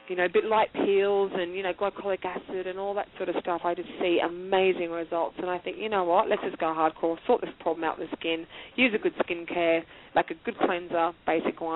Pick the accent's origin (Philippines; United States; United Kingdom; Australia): Australia; being Australian